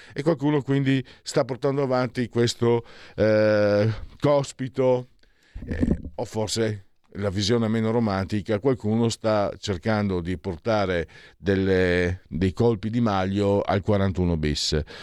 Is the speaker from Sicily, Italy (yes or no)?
no; San Vito al Tagliamento, Friuli-Venezia Giulia, Italy; sul mio paese, sul mio comune, San Vito al Tagliamento